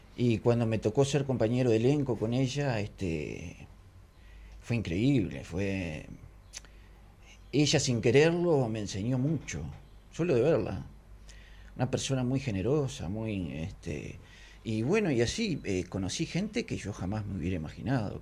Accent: Conchillas, Colonia, Uruguay; also born or lived in Carmelo; Yo nací en Carmelo, vivía, me crié en Conchillas.

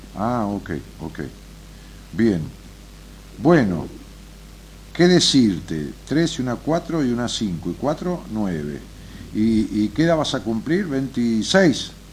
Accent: Merlo, Buenos Aires Province, Argentina; Merlo Buenos Aires

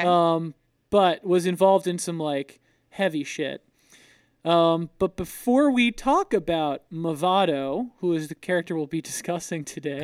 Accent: Florida, United States; I'm from Florida

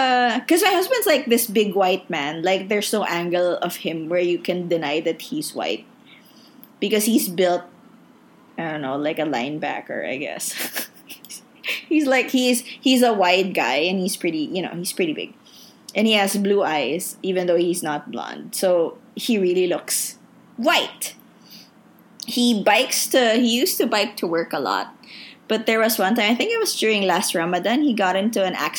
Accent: Philippines; moved away as an adult; now in Indonesia

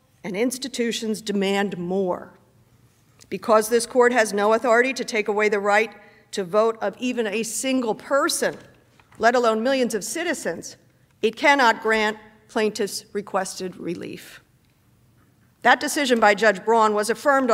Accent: Pennsylvania, United States; Pennsylvania, my home state

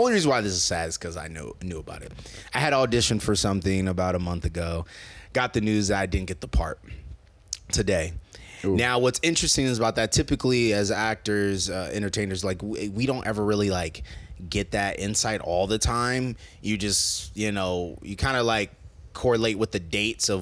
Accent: Omaha, Nebraska, United States; now in Los Angeles, United States; Joe and I were from Nebraska

